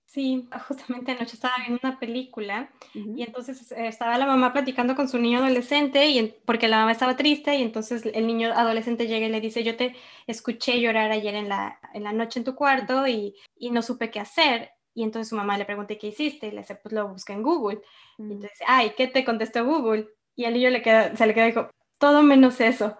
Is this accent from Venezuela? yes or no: no; Mexico; nosotros como mexicanos